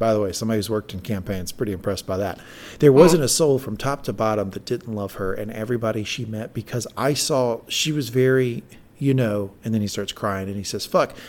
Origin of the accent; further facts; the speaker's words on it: the South, United States; I'm from the South